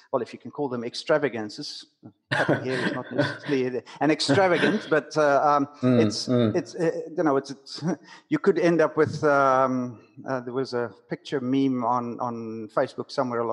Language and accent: English; South Africa; accent: South African; moved away; also born or lived in New Zealand; I'm a Kiwi with a South African accent. So I moved here 21 years ago